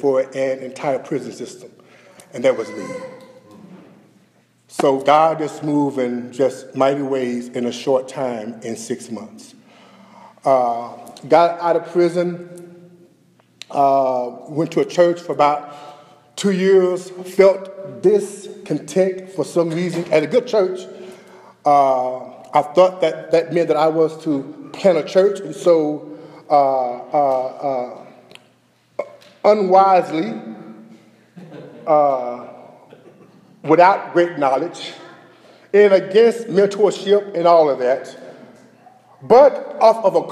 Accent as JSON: {"language": "English", "town": "Dallas", "region": "Texas", "country": "United States", "tie": "born or raised there", "said": "Born and raised in Oak Cliff, Texas"}